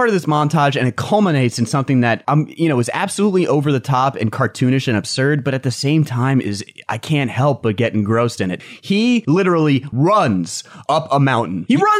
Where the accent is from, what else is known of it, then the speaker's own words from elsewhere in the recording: United States; I'm American and I love America